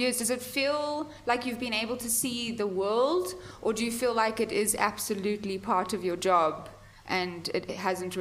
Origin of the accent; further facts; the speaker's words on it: South Africa; I'm from South Africa